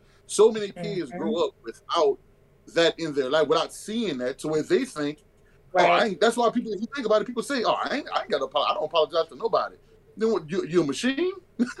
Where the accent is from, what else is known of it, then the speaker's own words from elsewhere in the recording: Louisiana, United States; I'm from Louisiana